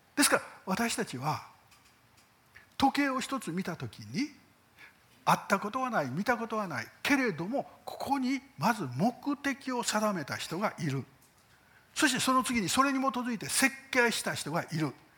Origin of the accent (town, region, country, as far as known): Japan